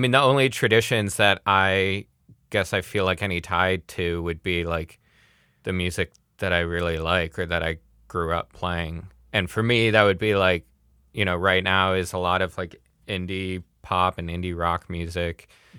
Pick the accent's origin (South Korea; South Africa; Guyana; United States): United States; Midwest; I'm from the Midwest as a white guy, like upper middle class.